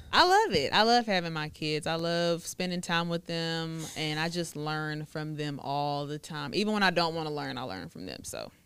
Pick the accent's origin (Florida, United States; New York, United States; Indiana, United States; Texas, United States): Texas, United States; Woodway; also born or lived in Dallas, Texas / Hewitt, Texas / Waco, Texas; I grew up in Woodway